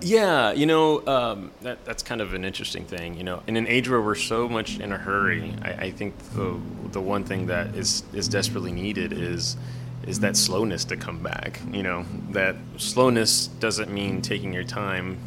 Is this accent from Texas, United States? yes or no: yes; San Antonio, Texas, United States; now in Houston, United States; I grew up in San Antonio